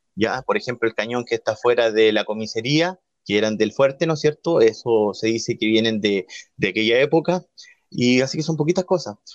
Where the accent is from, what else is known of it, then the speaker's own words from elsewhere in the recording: Mulchén, Biobío, Chile; moved away as an adult; now in Nacimiento, Chile; yo soy oriundo de la comuna de Mulchen